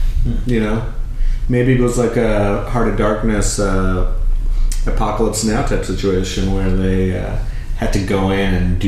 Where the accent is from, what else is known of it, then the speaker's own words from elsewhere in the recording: Bangladesh; moved away; when we were growing up in Bangladesh.